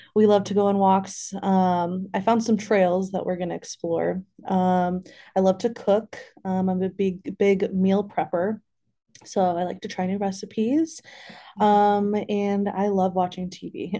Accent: Bloomington, Illinois, United States; also born or lived in Madison, Wisconsin; now in Champaign, United States; I am from Central Illinois. I grew up in, uh, Bloomington, so not far from here

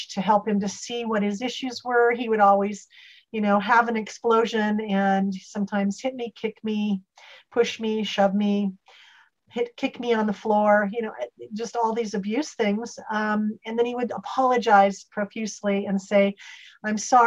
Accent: Salem, Oregon, United States; moved away as an adult; now in Santa Barbara, United States; I grew up in Salem, Oregon

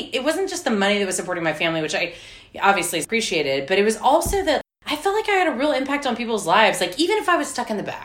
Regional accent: McAllen, Texas, United States; now in Austin, United States; I'm from South Texas, and my grandfather is a dry cleaner

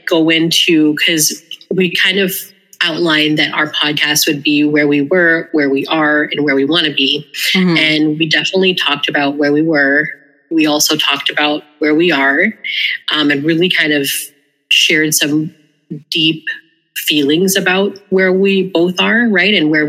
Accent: Philippines; I'm like, I'm a good cleaner because I'm Filipino.

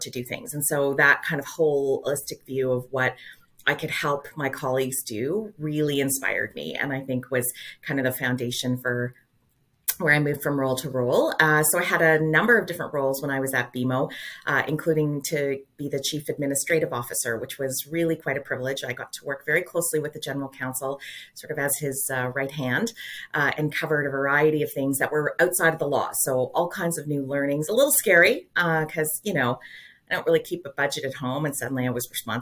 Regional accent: Calgary, Alberta, Canada; now in Toronto, Canada; I grew up in Calgary

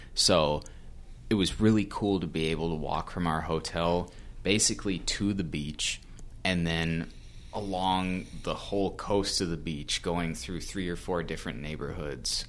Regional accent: United States; I'm also an American in a foreign country.

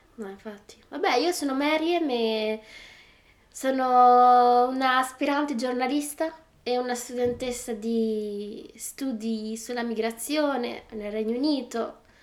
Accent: Bologna, Emilia-Romagna, Italy; accent: Bolognese; first language Italian; moved away as an adult; now in United Kingdom; io parlavo con un accento veramente più, più bolognese, con l'accento più bolognese che ci fosse

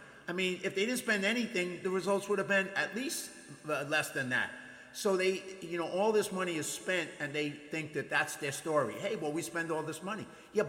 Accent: New York City, New York, United States; I grew up in the ghetto. I grew up in the South Bronx in New York in poverty.

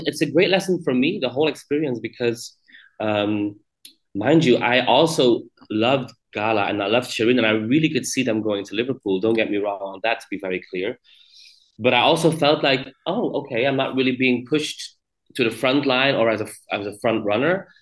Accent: Belgium; here in my home country

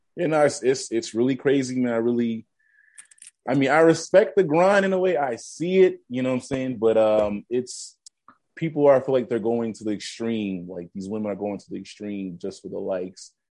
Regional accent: Boston, Massachusetts, United States; I'm from the Bean and from Boston

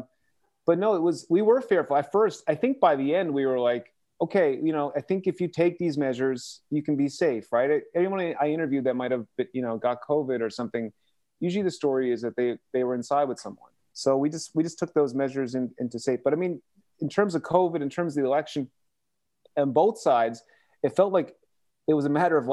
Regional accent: Canada; We just say, we're Canadian. This is not our election.

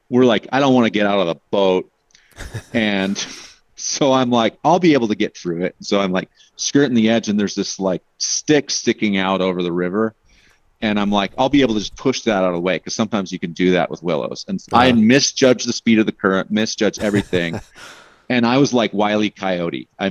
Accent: Alaska, United States; moved away; also born or lived in Pacific Northwest / Portland; growing up in Alaska

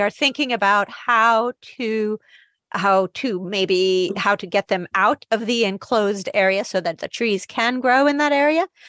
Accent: Naples, Campania, Italy; now in United Kingdom; I'm from Naples.

